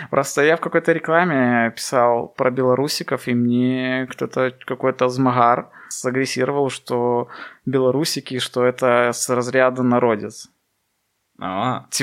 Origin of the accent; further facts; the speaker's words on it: Belarus; у людей проснулся самосознание национальное, что да, мы белорусы.